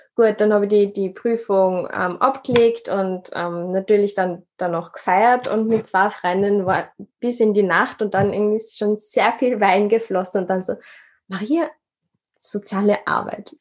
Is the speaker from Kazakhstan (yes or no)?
no; Upper Austria, Austria; now in Vienna, Austria; ursprünglich ähm, bin ich in Oberösterreich geboren, wohne in Wien